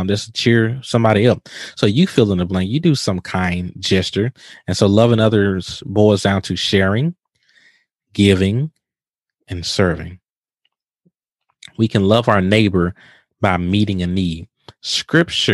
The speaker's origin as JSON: {"language": "English", "region": "Mississippi", "country": "United States", "moved": "yes", "lives_now": "Houston, United States", "said": "I'm from Mississippi"}